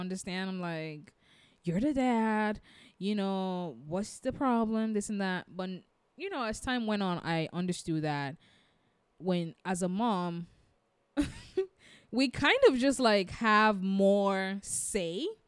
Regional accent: United States; I'm African American

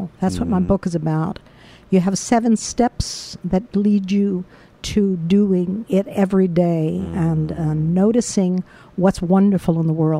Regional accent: New York City, New York, United States; also born or lived in Brooklyn, New York; I grew up in Washington Heights.

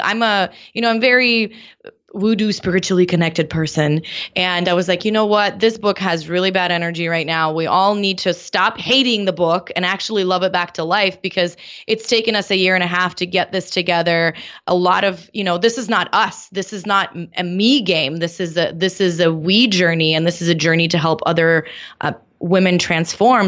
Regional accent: Moscow, Russia; now in San Diego, United States; I grew up in Moscow

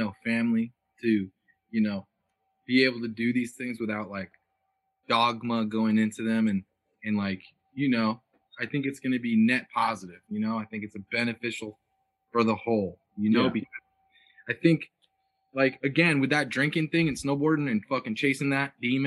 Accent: Harwinton, Connecticut, United States; also born or lived in Torrington, Connecticut; now in Oregon, United States; I grew up in Harwinton

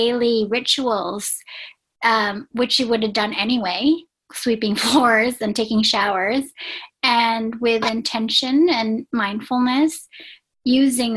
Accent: Philippines; my heritage is, I was born in the Philippines

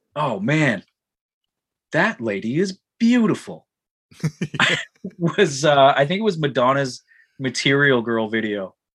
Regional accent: Ajax, Ontario, Canada; growing up in Ajax in the metal scene

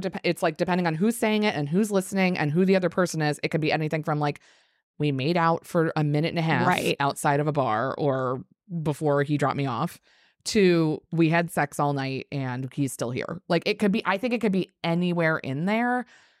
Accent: Maryland, United States; now in New York, United States; But I was raised in Maryland where they're, you know, it's not northern, it's not southern, it's this weird

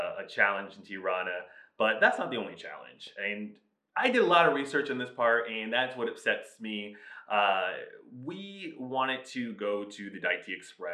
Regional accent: South Florida, United States; we're from South Florida

